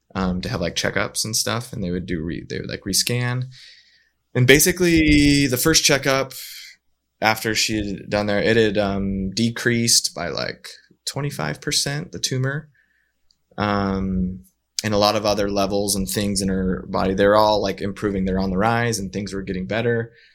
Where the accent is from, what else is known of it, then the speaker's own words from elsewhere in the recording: northern Utah, United States; also born or lived in Southern California; now in Saint George, United States; we grew up in Utah